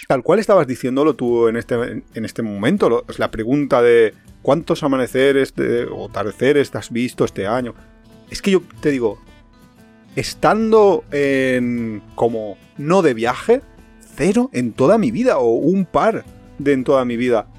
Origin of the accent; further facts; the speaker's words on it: Valencia, Valencian Community, Spain; nosotros somos de Valencia